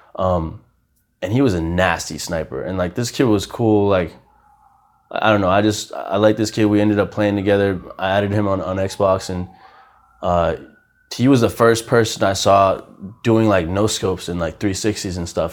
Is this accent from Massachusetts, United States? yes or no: yes; Haverhill, Massachusetts, United States; also born or lived in Brazil / Lowell, Massachusetts; when I was seven, we moved to Massachusetts. Um, I actually, my first five years in Massachusetts, I lived in Lowell